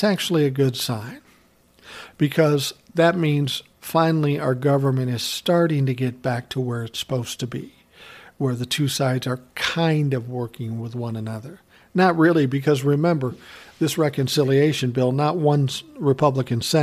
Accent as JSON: {"language": "English", "region": "Minnesota", "country": "United States", "tie": "born or raised there", "said": "he's from my home state. Fuck, his company's probably 10 miles from where I'm living."}